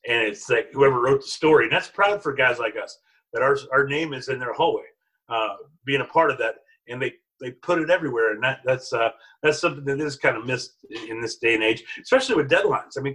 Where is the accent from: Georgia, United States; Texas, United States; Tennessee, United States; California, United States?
Texas, United States; Canadian; I grew up in Canadian, Texas